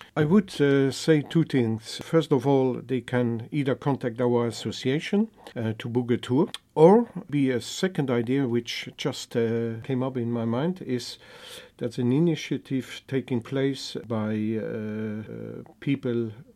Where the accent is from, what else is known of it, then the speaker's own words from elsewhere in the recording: Minett area, Luxembourg; now in Luxembourg City, Luxembourg; I'm native from Luxembourg. I used to live in the southern part, in the Minet area, the industrial uh, region.